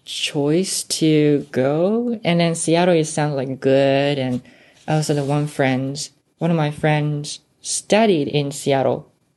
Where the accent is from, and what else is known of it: Osaka, Japan